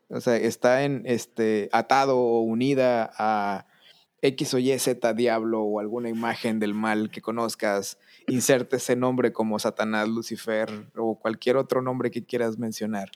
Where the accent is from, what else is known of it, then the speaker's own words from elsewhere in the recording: southern Tamaulipas, Mexico; desde que yo era niño, yo vivía en la parte norte de México, en el sur de Tamaulipas